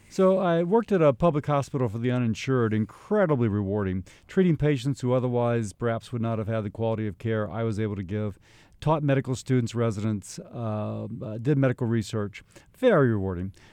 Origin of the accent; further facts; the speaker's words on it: Baton Rouge, Louisiana, United States; also born or lived in Highland Park, Illinois; I was born in Highland Park, Illinois, but we moved when I was less than a year old to Baton Rouge, Louisiana